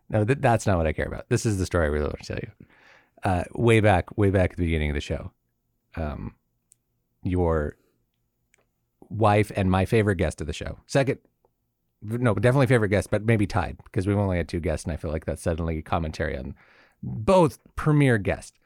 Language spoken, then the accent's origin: English; Southern California, United States; now in Connecticut, United States; I'm from Southern California